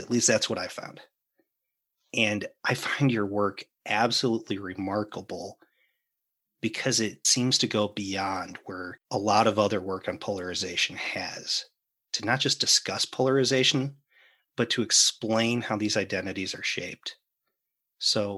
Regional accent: United States; As an American

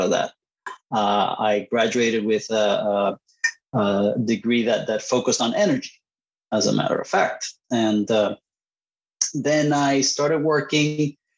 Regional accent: Puerto Rico; first language Spanish; English is a second language; moved away as an adult; also born or lived in Costa Rica / Boston, United States; I was born in, in Puerto Rico, and uh, spent my childhood uh, between Puerto Rico and Costa Rica. So my, my native language is Spanish

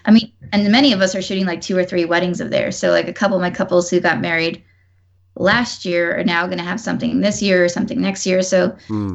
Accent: Newburgh, New York, United States; moved away as an adult; now in Washington, D.C., United States; I'm actually from New York too

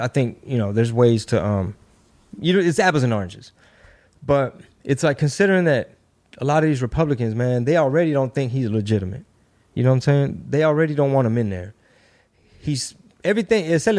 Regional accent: United States; Or they're mistreating these people, so we got to go in because we're American. That's who we are, right?

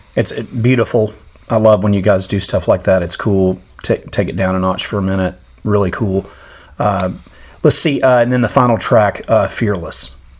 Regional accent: United States; as an American fan living in a world basically without metal in this country

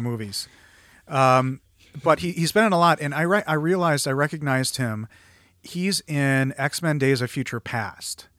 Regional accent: Midwest, United States; I'm a Midwesterner who says Conan

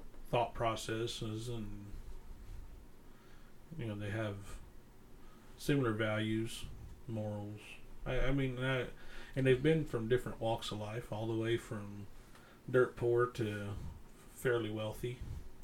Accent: the Bible Belt, United States; growing up in the Bible Belt

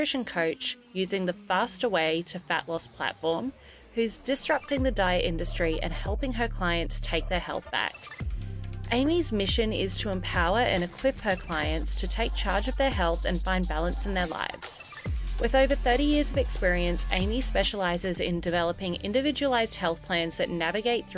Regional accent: Australia; also born or lived in Ohio; as someone who grew up in Australia

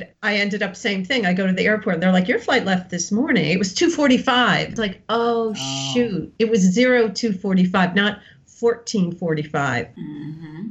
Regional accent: Westfield, New Jersey, United States; moved away as an adult; also born or lived in New York City / Hoboken, New Jersey / Greece / upstate New York; I grew up in Westfield, New Jersey, little suburb about 45 minutes from New York

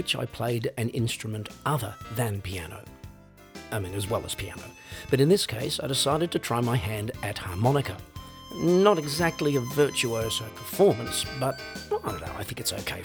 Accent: Australia; moved away as an adult; now in Europe; growing up in Australia

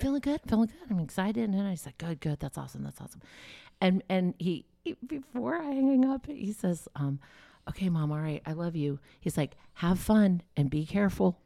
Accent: the South, United States; I grew up in the South

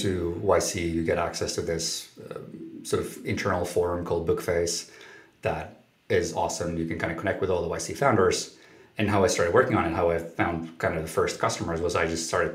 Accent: Helsinki, Uusimaa, Finland; I grew up in Finland, in Helsinki, Finland.

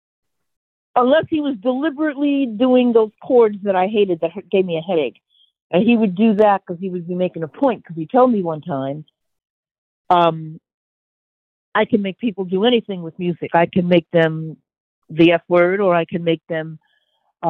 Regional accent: United States; I'm an American woman

